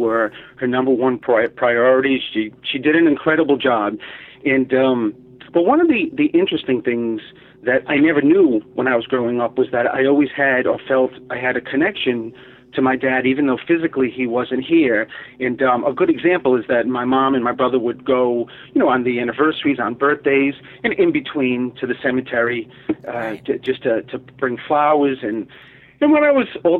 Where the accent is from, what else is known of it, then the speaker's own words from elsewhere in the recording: Providence, Rhode Island, United States; growing up in Providence, Rhode Island